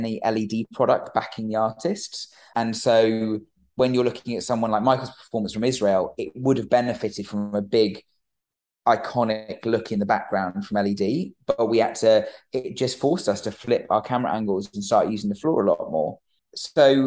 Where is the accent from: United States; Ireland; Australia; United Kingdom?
United Kingdom; we're British. We're the United Kingdom.